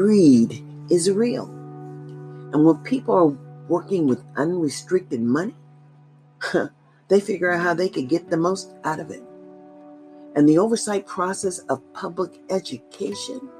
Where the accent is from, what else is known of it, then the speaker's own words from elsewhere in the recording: United States; I've always been an American